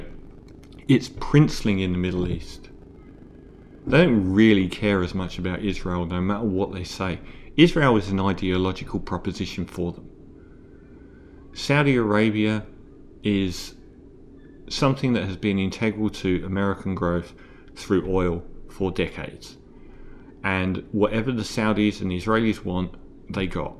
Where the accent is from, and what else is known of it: Australia